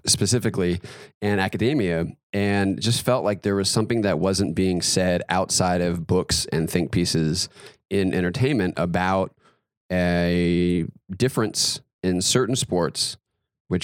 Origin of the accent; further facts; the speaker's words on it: North Carolina, United States; I grew up in North Carolina, big basketball state.